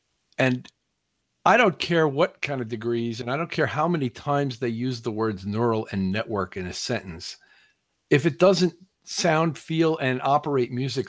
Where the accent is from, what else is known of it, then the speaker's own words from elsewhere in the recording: Missouri, United States; I'm from Missouri, as we say, the show me state.